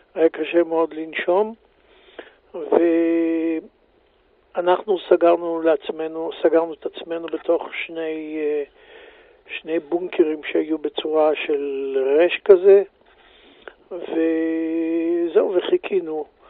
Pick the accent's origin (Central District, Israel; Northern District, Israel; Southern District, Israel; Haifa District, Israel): Southern District, Israel; Beersheba; moved away as an adult; also born or lived in Gilat; now in Jerusalem, Israel; אני נולדתי בבאר שבע, אה, גדלתי, ב... למדתי בשכונה, ב... בישיבה התיכונית